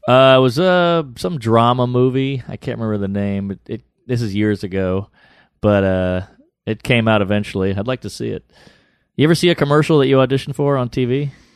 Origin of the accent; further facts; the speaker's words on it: New Orleans, Louisiana, United States; I'm from New Orleans